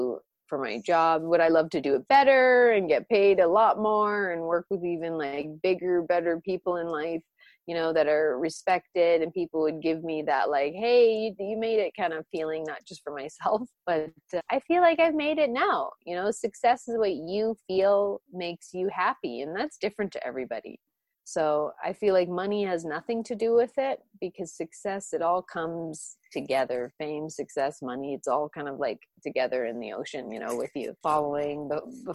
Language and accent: English; Canada; also born or lived in Romania; My background is Jewish and Orthodox Catholic from my Romanian side, but I grew up in Canada, Anglican